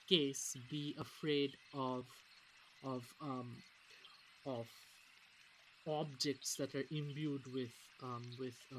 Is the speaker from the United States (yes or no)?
no; India; moved away; I come from India